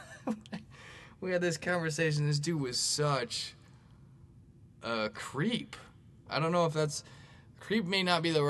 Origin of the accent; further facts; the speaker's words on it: Bay Area, California, United States; now in St. Louis, United States; I grew up actually in the Bay Area